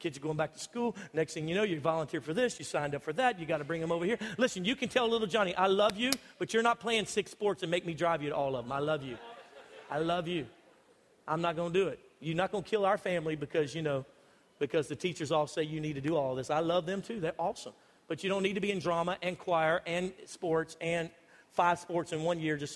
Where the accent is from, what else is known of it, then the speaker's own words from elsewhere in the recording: United States; I'm typical American